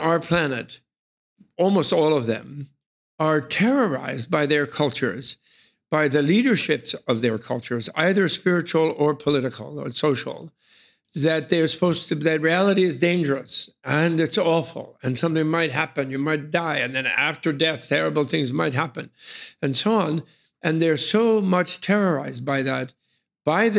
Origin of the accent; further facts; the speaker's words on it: New York City, New York, United States; I chose to be born in New York City in the beginning of World War II.